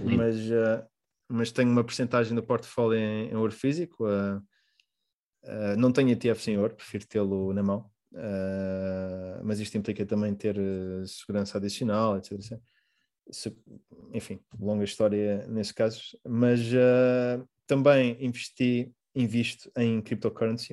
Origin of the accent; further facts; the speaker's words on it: Portugal; also born or lived in Mozambique; now in Rotterdam, Netherlands; como português